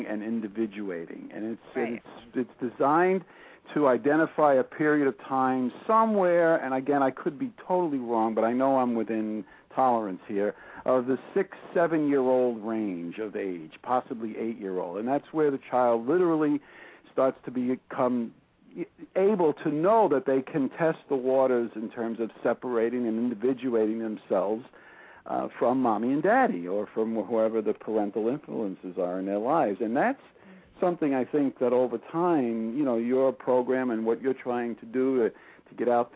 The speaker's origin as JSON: {"language": "English", "town": "New York City", "region": "New York", "country": "United States", "tie": "born or raised there", "said": "growing up in Brooklyn"}